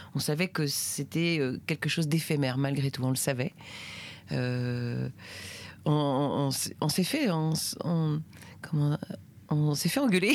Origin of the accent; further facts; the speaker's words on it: Brittany, France; j'ai grandi euh, en Bretagne.